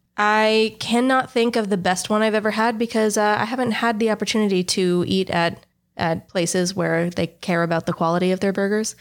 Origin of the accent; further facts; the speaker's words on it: United States; now in Texas, United States; I am an American